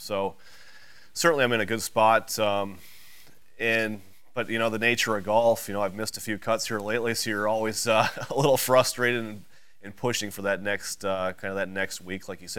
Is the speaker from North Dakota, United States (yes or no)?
yes; North Dakota, United States; moved away; And I grew up in North Dakota, so yeah. I'm used to those cold conditions as well